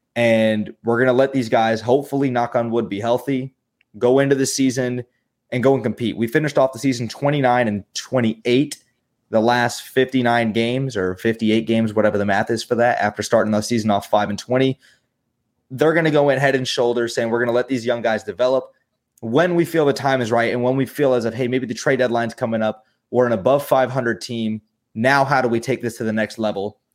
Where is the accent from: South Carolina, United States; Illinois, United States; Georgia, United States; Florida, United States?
Florida, United States; Jacksonville; moved away as an adult; now in Orlando, United States; I'm born and raised in Jacksonville, Florida, um, twenty-two years of my life, but I did move down here to Orlando